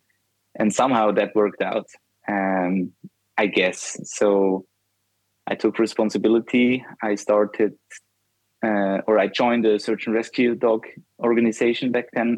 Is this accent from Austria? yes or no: yes; Austria; I'm from Austria.